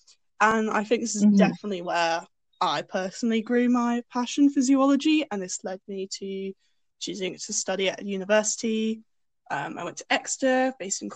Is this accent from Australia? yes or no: no; Jersey; growing up here is definitely sort of a unique experience